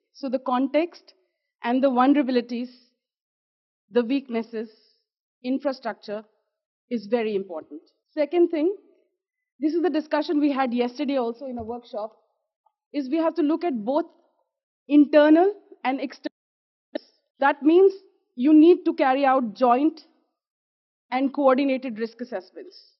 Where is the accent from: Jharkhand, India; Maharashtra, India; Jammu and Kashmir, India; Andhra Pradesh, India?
Jammu and Kashmir, India; I am from Jammu and Kashmir in India